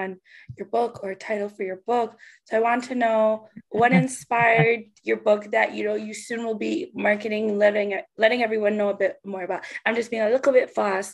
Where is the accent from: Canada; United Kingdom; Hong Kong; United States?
Canada; I'm from Canada.